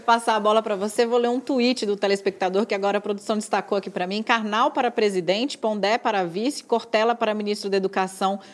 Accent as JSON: {"language": "Portuguese", "town": "Brasília", "region": "Federal District", "country": "Brazil", "said": "eu como brasiliense legítima"}